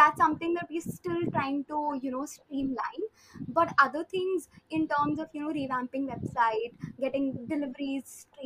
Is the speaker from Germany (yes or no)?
no; Kolkata, West Bengal, India; we are from Calcutta